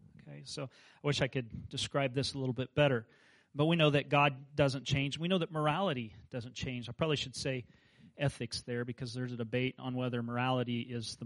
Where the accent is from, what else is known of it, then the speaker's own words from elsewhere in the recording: Kansas, United States; moved away; I grew up in Kansas where there were no mountains